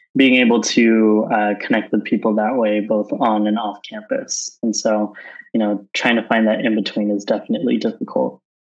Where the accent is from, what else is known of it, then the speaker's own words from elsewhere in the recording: Southern California, United States; moved away as an adult; also born or lived in Bay Area, California; now in San Francisco, United States; I grew up in Southern California and moved up to the Bay Area uh, a few years ago